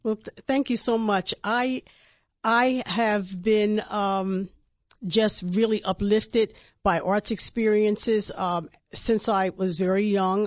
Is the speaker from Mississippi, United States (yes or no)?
no; Wilmington, Delaware, United States; when I was growing up in Wilmington